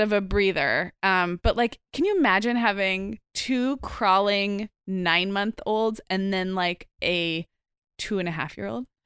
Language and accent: English; Santa Barbara, California, United States; my hometown of Santa Barbara